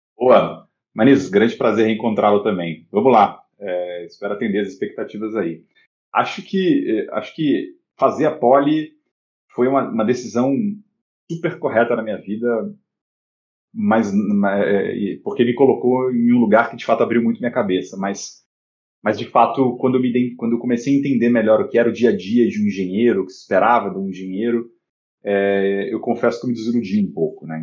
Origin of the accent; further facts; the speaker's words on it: Rio de Janeiro, Brazil; moved away as an adult; also born or lived in São Paulo; Eu, eu sou carioca, eu vim do Rio para estudar na Poli